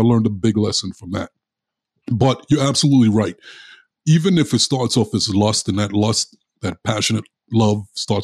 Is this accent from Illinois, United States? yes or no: no; New York City, New York, United States; I grew up in Brooklyn